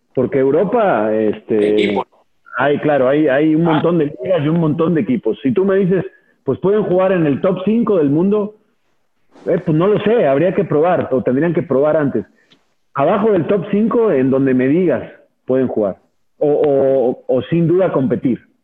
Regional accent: Argentina; now in Mexico; yo mi infancia la pasé en Argentina, yo, yo viví allá nueve años

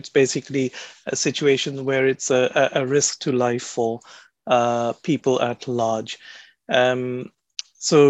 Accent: India; now in United Kingdom; I come from India originally

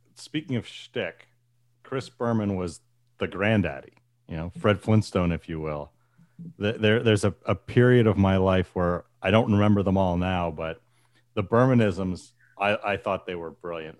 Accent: Canada; as a Canadian who used to travel to the States a lot

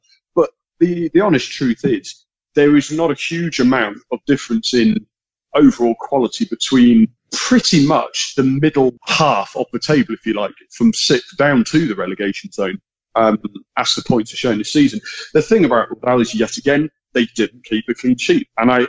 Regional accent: England, United Kingdom; as an English football fan, there's a big thing that's been running for years now, fueled by Sky Sports, the top six, the big six clubs in England.

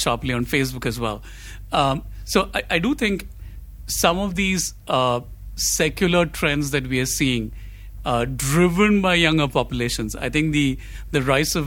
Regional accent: Kochi, Kerala, India; I grew up in Cochin, and I grew up on Malayalam cinema

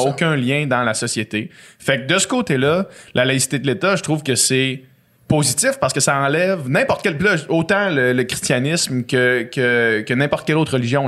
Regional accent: Saguenay, Quebec, Canada; j'ai grandi à Chicoutimi

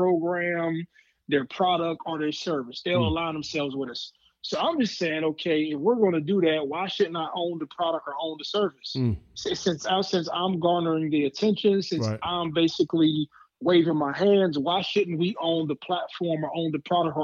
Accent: Ohio, United States; I'm born and raised in Ohio, played in Ohio, I'm gonna stay in Ohio.

